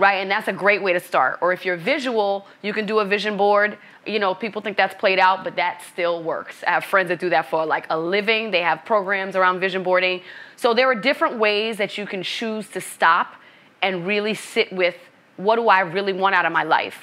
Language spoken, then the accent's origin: English; New York City, New York, United States; moved away as an adult; also born or lived in Boston, Massachusetts; now in Los Angeles, United States; Brooklyn, New York is where I was born and raised, and I'm Haitian American, first generation immigrant